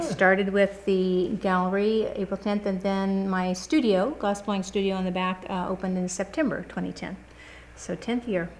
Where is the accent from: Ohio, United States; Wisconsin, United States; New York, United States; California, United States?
California, United States; moved away as an adult; I'm from California